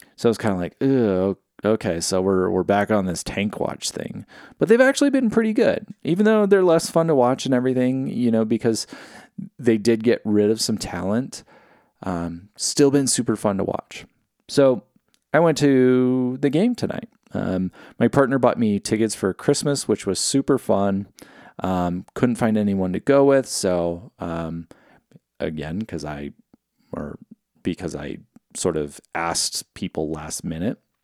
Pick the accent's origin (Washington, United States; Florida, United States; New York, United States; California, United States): California, United States; when I grew up in California